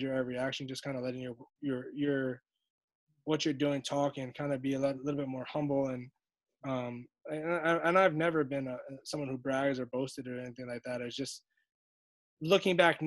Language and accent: English; New York City, New York, United States; born or raised there